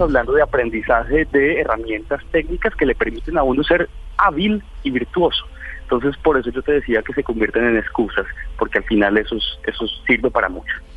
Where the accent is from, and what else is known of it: Colombia